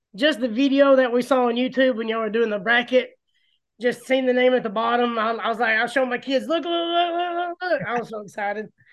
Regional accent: Gadsden, Alabama, United States; me being from Gadsden

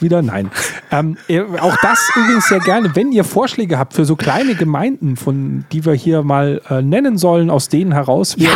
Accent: Bavaria, Germany; ich natürlich als Bayer

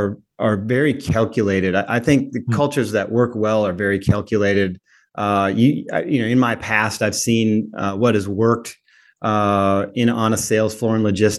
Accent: Minnesota, United States; now in Chattanooga, United States; I grew up in Minnesota, but I'm now in Chattanooga.

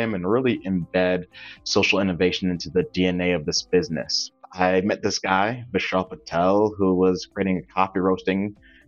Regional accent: Windsor, Connecticut, United States; I was born and raised in Windsor, Connecticut

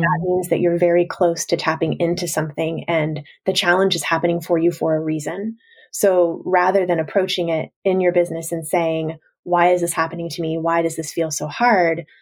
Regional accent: Washington, United States; my hometown in Washington state

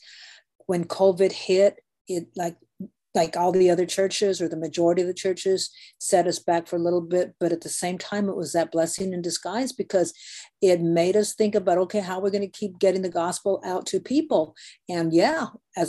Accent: Guadalupe, Arizona, United States; I grew up in Guadalupe, Arizona, so I'm a native Arizonan

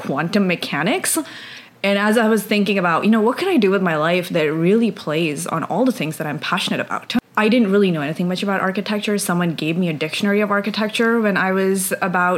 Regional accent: India; moved away; I grew up in India

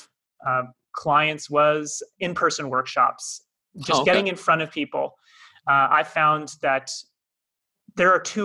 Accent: Toronto, Ontario, Canada; moved away as an adult; now in Cape Town, South Africa; by my accent, not from here, originally from Toronto, Canada. I moved here in January 2020

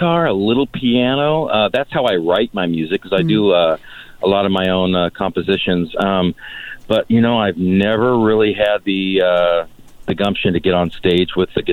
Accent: Orange County, California, United States; moved away as an adult; also born or lived in Oklahoma City; now in Coachella Valley, United States; originally born and raised in Orange County, California.

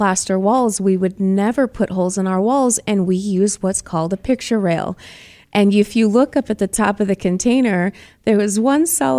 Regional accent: Boston, Massachusetts, United States; now in Arizona, United States; I'm from Boston

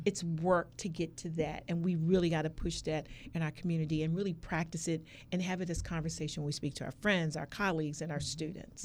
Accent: Maryland, United States; also born or lived in California; now in Norfolk, United States; I was originally from Maryland

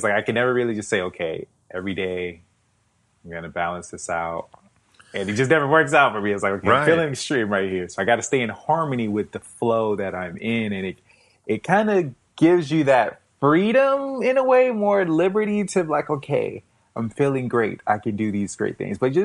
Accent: South Florida, United States; Florida, born and raised in South Florida

